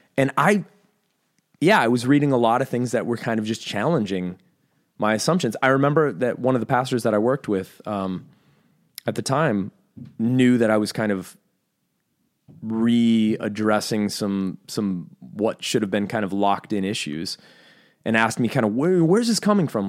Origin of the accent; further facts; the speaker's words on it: United States; I'm American